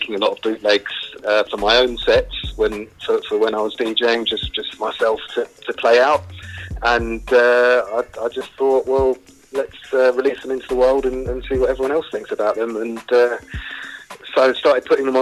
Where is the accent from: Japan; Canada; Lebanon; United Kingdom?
United Kingdom; London; I grew up in Camden in North London